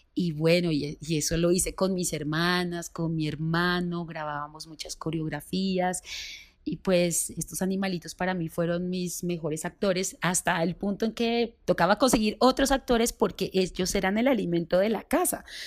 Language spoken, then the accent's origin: Spanish; Pasto, Nariño, Colombia; now in Bogotá, Colombia; lo que es mi tierra, ¿sí? de lo que soy yo